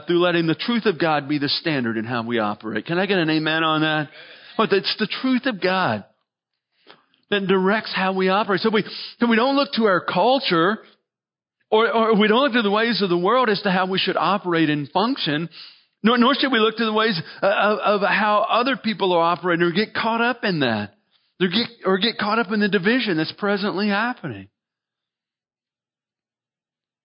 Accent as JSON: {"language": "English", "country": "United States", "said": "We're Christians who happen to be Americans"}